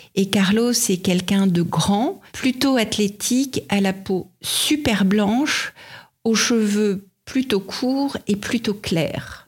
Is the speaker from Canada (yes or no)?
no; France; quand on vient de France